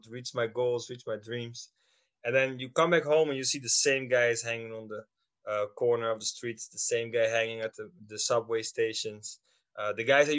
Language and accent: English; Schiedam, South Holland, Netherlands; I grew up in the Netherlands, in Schiedam